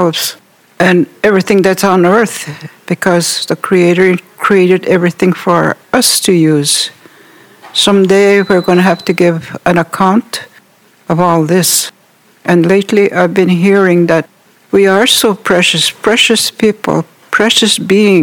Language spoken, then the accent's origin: English; Wikwemikong, Ontario, Canada; I'm from Wequemagong